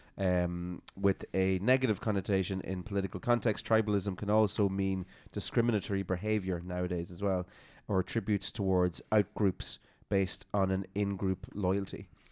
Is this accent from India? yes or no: no; Ireland; I love Appaway is because I'm from there